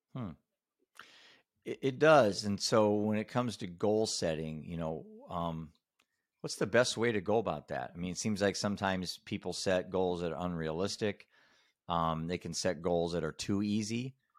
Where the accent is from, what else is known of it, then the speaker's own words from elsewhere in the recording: Iowa, United States; I'm a dad from Iowa.